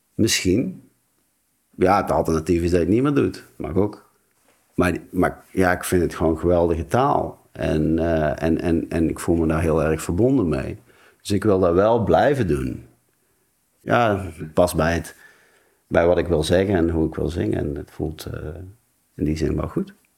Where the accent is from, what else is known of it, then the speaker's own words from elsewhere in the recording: North Brabant, Netherlands; moved away; de Brabantse camper waar ik vandaan kom, van hier